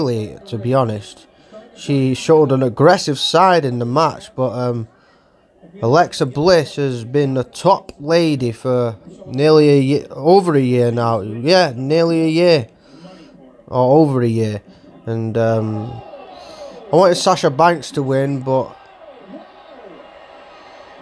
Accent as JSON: {"language": "English", "country": "Ireland", "tie": "born or raised there", "also_born_or_lived": "Manchester", "moved": "yes", "lives_now": "Oldham, United Kingdom", "said": "Hopefully I'm going to visit my native land, Ireland, soon. Brings a lot of good memories back. Cause that's where I started in Ireland, as I'm Irish."}